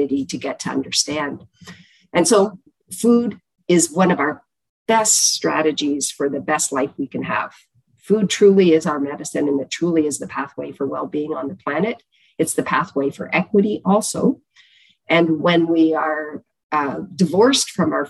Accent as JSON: {"language": "English", "town": "Chatham", "region": "Ontario", "country": "Canada", "tie": "born or raised there", "said": "We are from Chatham, Ontario. I grew up in the southwest of Canada"}